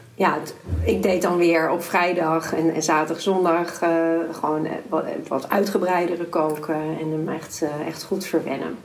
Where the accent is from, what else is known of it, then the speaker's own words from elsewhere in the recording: Amsterdam, North Holland, Netherlands; also born or lived in De Pijp, Amsterdam / Watergraafsmeer, Amsterdam; Ik ben zelf opgegroeid in de Bijlmer